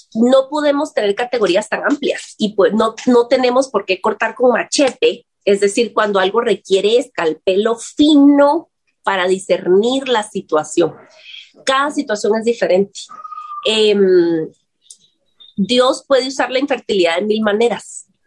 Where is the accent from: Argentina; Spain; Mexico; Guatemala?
Guatemala; decimos aquí en Guatemala